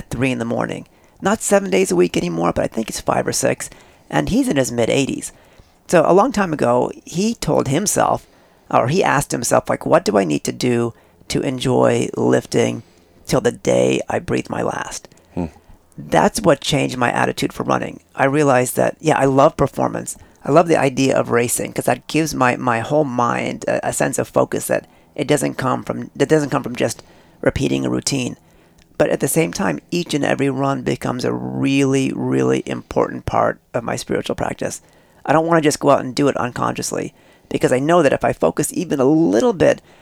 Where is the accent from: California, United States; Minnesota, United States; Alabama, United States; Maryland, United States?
California, United States; Northern; also born or lived in East India; I'm from East India, but I was raised in Northern California